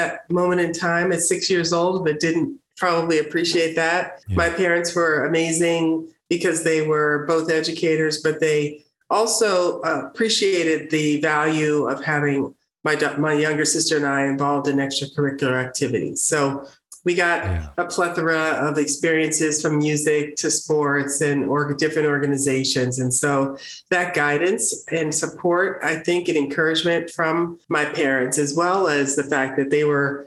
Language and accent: English; Prince William County, Virginia, United States; My childhood, I grew up in Prince William County, which is the second largest county in the state of Virginia